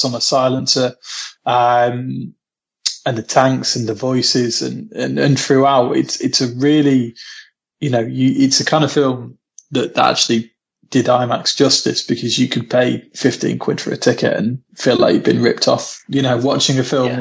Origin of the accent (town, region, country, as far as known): Lincolnshire, East Midlands, United Kingdom; now in Manchester, United Kingdom